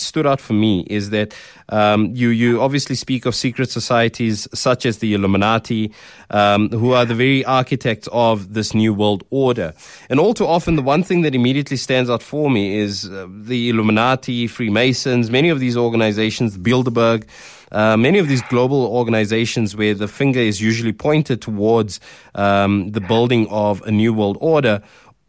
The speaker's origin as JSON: {"language": "English", "country": "South Africa", "said": "being a South African, being black"}